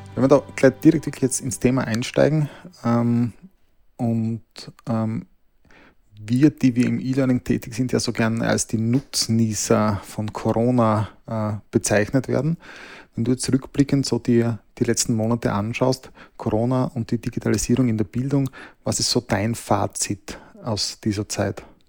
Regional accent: Austria; bei uns in Österreich

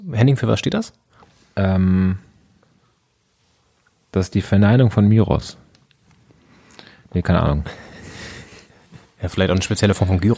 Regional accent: Flensburg, Schleswig-Holstein, Germany; now in Berlin, Germany; Flensburg, wir kommen ja weiter aus Flensburg

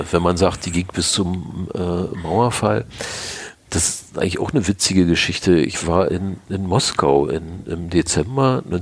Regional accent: Berlin, Germany; wir kommen ja nur alle aus dem Bezirk Pankow, wo Weißensee dazugehört

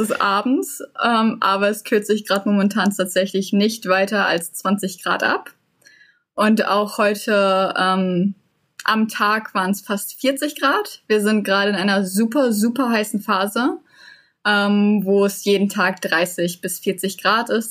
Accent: Unna, North Rhine-Westphalia, Germany; moved away as an adult; now in Perth, Australia; aus Unna, wo ich herkomme.

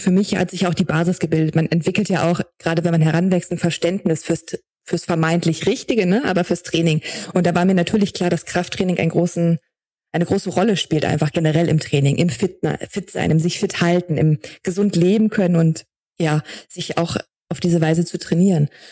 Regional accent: Braunschweig, Lower Saxony, Germany; moved away as an adult; dann bin ich aus Braunschweig, wo ich ursprünglich herkomme, weggezogen

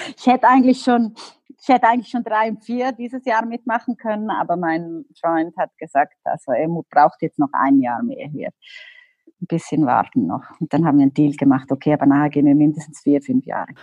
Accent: Liechtenstein; moved away; also born or lived in Los Angeles; ich komme aus Liechtenstein

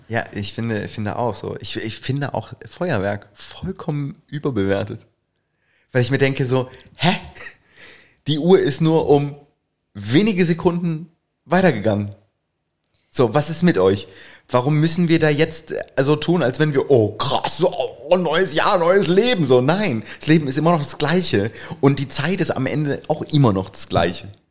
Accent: Northern Germany, Germany; bei uns im Norden

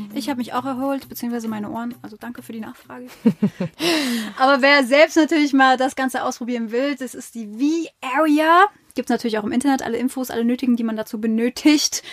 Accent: Mainz, Rhineland-Palatinate, Germany; also born or lived in Wiesbaden; bin da mhm. geboren, hier geboren, ich wohne hier, bin dort aufgewachsen, meine ganze Jugend hat da irgendwie stattgefunden

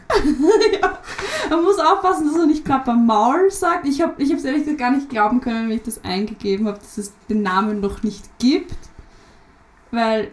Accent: Lower Austria, Austria; Raum Wien ist gut eher ja, Niederösterreich

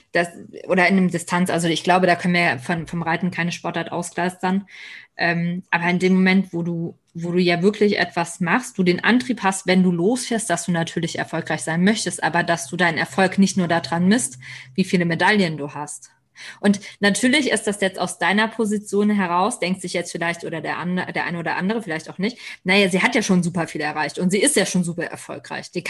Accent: North Rhine-Westphalia, Germany; ja, ich komme aus der Nähe von Köln

